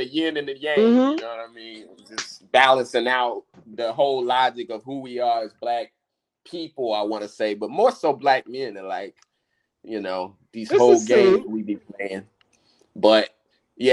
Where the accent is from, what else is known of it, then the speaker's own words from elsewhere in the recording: United States; We being American blacks